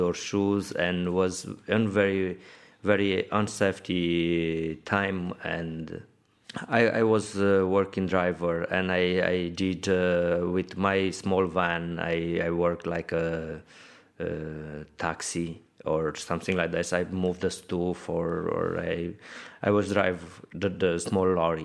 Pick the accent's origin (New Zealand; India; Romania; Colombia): Romania; Alba Iulia, Alba County; English is a second language; moved away as an adult; now in Dublin, Ireland; We are coming from Romania in the Transylvania part